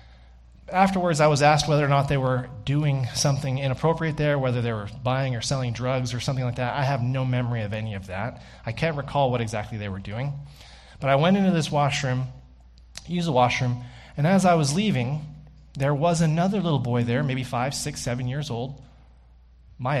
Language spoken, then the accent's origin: English; the South, United States; also born or lived in Austin, Texas; now in Canada; I grew up in the South